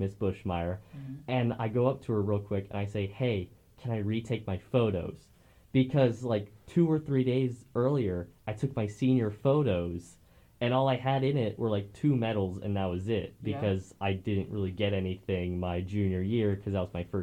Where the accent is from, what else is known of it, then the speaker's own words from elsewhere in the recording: Warrensburg, Missouri, United States; we're both from Warrensburg